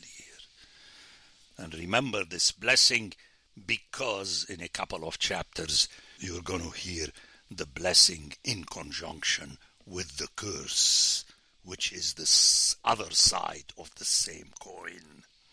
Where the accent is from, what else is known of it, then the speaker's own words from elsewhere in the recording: Beirut, Lebanon; now in United States; I come from the Middle East of my time